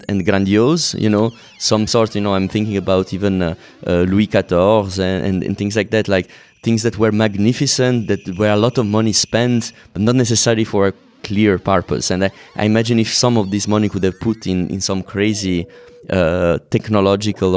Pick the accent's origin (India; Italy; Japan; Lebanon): Italy; Naples, Campania; moved away; I come from Napoli originally